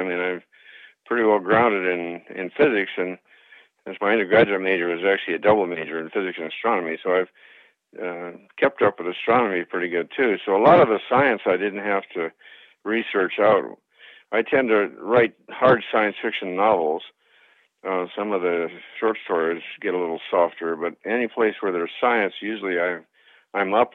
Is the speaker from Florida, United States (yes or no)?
no; Long Beach, California, United States; I grew up in Long Beach.